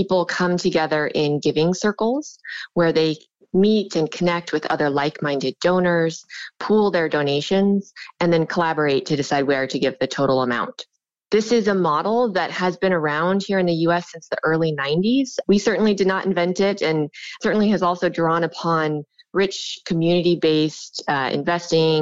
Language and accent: English; Sierra City, California, United States; moved away as an adult; now in New York, United States; I'm actually from Northern California. I grew up in a small log cabin that my parents built in the middle of the mountains in Northern California